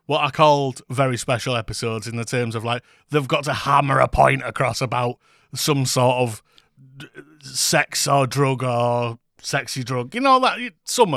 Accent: United Kingdom; we are British. Can you hear from our voices?

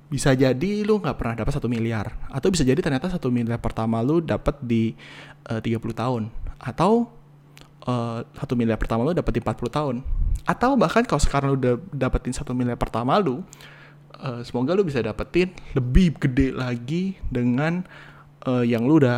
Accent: Cirebon, West Java, Indonesia; nikah di Jakarta dan Cirebon karena gue dari Cirebon istri gue dari Jakarta

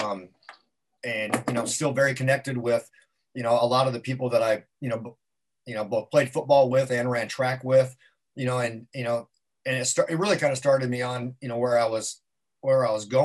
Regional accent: Carson City, Nevada, United States; now in Southern California, United States; Hometown is Northern Nevada, small little town, Carson City, Nevada

